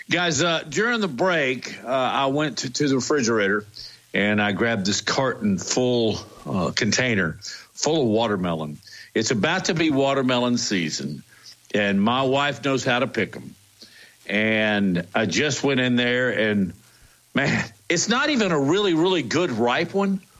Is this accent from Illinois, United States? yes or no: no; Arkansas, United States; When I was a kid, growing up in Arkansas, they had these little picnic table areas with a little red shack